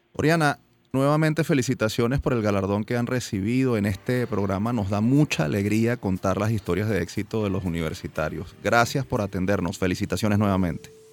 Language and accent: Spanish; Venezuela; como universitarios y como venezolanos